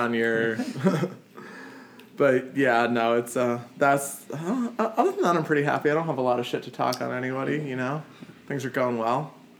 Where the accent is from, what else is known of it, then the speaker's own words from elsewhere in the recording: Newton, Massachusetts, United States; Yeah, I'm from Newton.